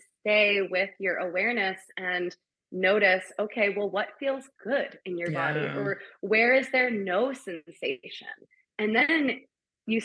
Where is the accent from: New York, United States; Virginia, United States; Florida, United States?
New York, United States; I'm from New York.